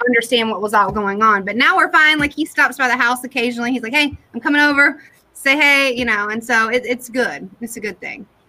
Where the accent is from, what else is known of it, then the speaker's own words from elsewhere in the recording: Durham, North Carolina, United States; also born or lived in New York City / Detroit / California; I'm from Durham